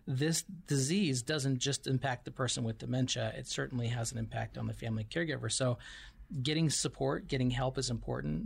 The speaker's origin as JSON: {"language": "English", "town": "Missoula", "region": "Montana", "country": "United States", "tie": "born or raised there", "moved": "as an adult", "lives_now": "Tucson, United States", "said": "originally from Montana, so I grew up"}